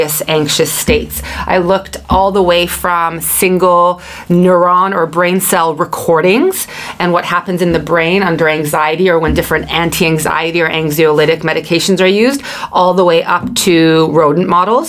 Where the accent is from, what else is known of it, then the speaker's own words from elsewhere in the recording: Vancouver, British Columbia, Canada; I hail from Vancouver, British Columbia, Canada